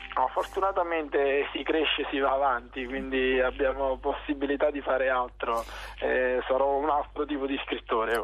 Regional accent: Naples, Campania, Italy; nascere in un territorio come la mia terra, come Scambia

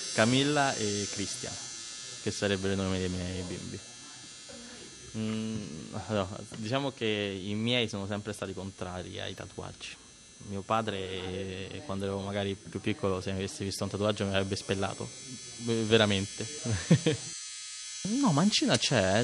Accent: Rome, Lazio, Italy; sono nato a Ostia e sono cresciuto anche a Ostia

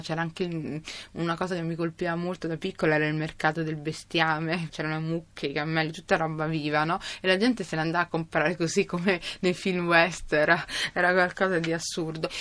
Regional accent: Rome, Lazio, Italy; Io sono nata a Roma da genitori somali

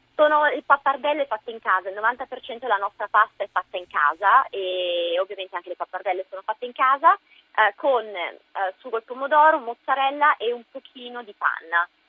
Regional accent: Biella, Piedmont, Italy; moved away as an adult; also born or lived in Milan, Italy / London, United Kingdom / Florida, United States; now in New York, United States; io, essendo biellese

